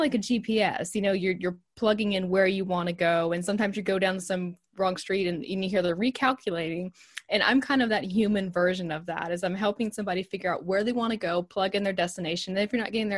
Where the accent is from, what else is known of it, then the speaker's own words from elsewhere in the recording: Texas, United States; accent: Southern; I'm from Texas.